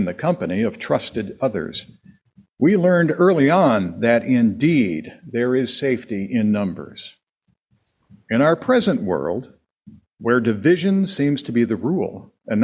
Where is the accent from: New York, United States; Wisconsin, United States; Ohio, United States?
Wisconsin, United States; born or raised there